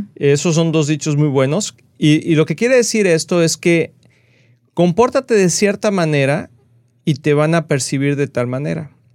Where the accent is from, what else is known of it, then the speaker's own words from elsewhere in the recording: Mexico; yo soy mexicano de nacimiento